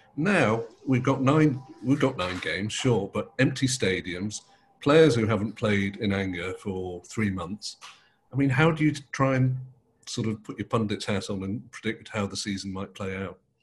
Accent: Manchester, North West England, United Kingdom; we were both born and bred in Manchester

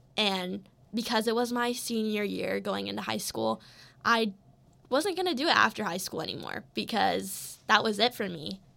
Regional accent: Colorado, United States; I'm from Colorado

